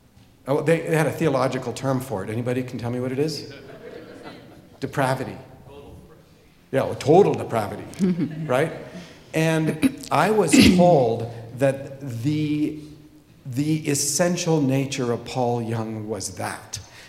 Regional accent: Papua, Indonesia; So, when I was a child, I grew up in Irianjaya, a couple of valleys away from Tom City Makasibanyo, by the way.

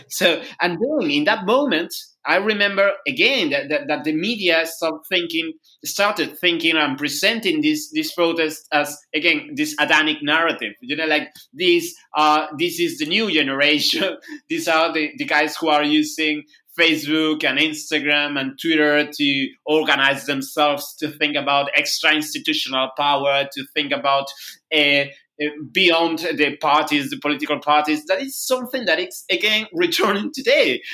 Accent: northern Peru, Peru; English is a second language; now in Lima, Peru; I am in, in my hometown, hometown in, in the north of Peru

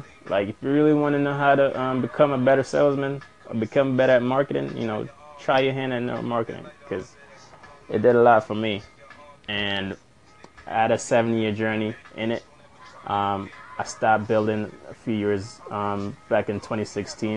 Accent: New York, United States; growing up in New York has always been a challenge for me

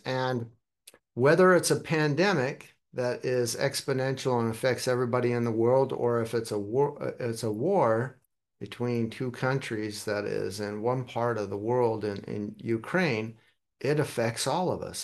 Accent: Germany; also born or lived in United States; I was born in America, but I'm a, consider myself a global citizen also. Kinda grew up in Germany, but have family all over the world

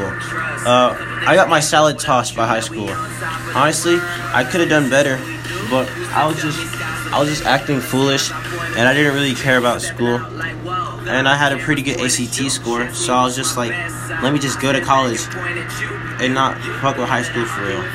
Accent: Birmingham, Alabama, United States; my parents are from Nigeria. However, I'm from Brooklyn Hospital, and that's down the street from the UAB campus. That's probably why I don't have an accent

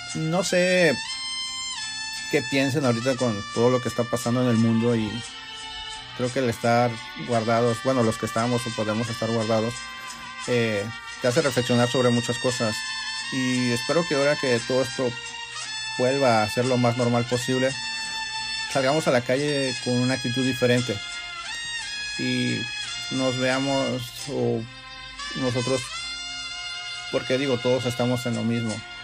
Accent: Mexico; nosotros como mexicanos

